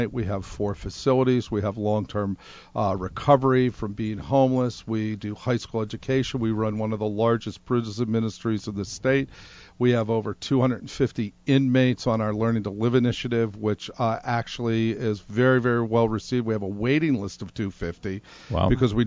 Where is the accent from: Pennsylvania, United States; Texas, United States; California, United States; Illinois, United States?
Pennsylvania, United States; Pittsburgh; moved away as an adult; also born or lived in upstate New York; now in Rhode Island, United States; I'm from Pittsburgh, Pennsylvania, upstate New York.